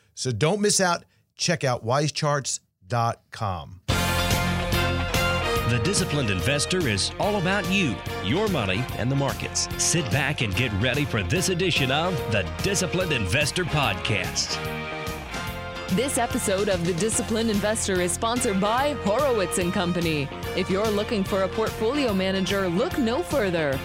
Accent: New York, United States; now in Florida, United States; I got back to school when I was young after Labor Day growing up in New York.

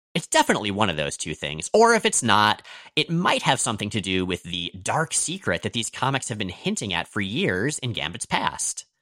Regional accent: United States; I'm American

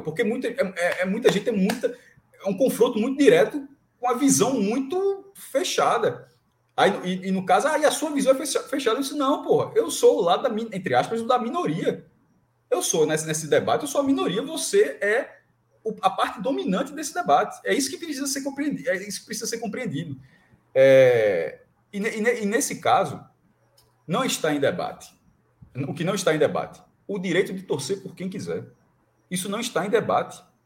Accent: Northeast Region, Brazil; also born or lived in North Region, Brazil; Eu cresci minha vida toda aqui, só que eu nasci no Norte. Mas sou, sou nordestino, claro que eu sou nordestino. É, de sangue e de, de criação

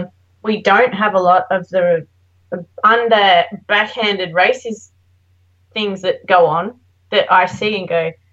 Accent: Australia; moved away; oh, we're from Australia.

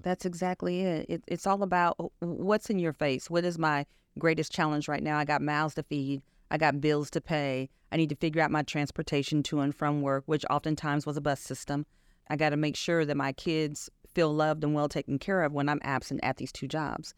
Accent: Chicago, Illinois, United States; moved away as an adult; also born or lived in Wichita, Kansas; I grew up in Illinois. I actually lived in Chicago for quite some time, went to high school there

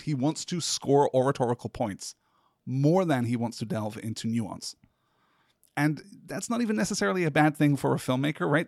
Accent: United Kingdom; as a British person who was not schooled in the Vietnam War at all

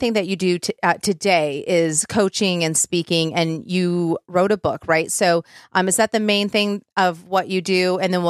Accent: Michigan, United States; moved away

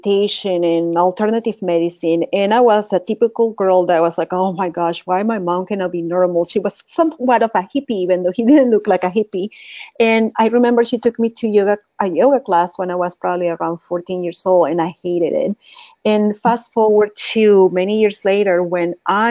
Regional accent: Caracas, Capital District, Venezuela; English is a second language; moved away as an adult; now in Dallas, United States; this is not my Texan accent. I'm from Caracas, Venezuela

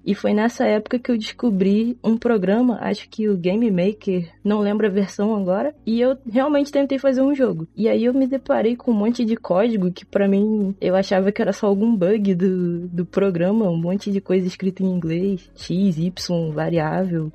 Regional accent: São João de Meriti, Rio de Janeiro, Brazil; Eu sou do estado do Rio de Janeiro, da Baixada Fluminense, São João de Meriti

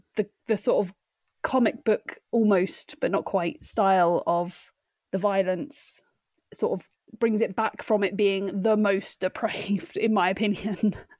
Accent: United Kingdom; growing up in Britain

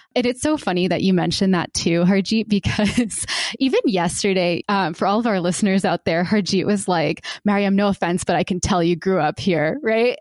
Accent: Warner Robins, Georgia, United States; born or raised there

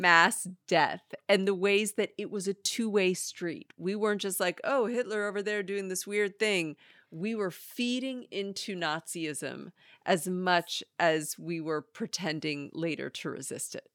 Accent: San Diego, California, United States; now in Los Angeles, United States; we grew up in San Diego in a place where I think we felt post-racial as Jews

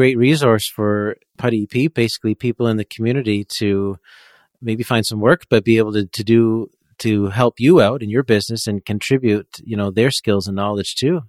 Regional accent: Peterborough, Ontario, Canada; moved away as an adult; now in Quebec, Canada; I grew up in Peterborough, so northeast of where you are in Ajax, about an hour or so.

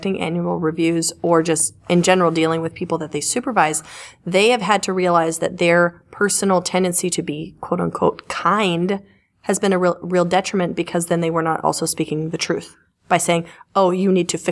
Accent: the South, United States; I was raised in the South

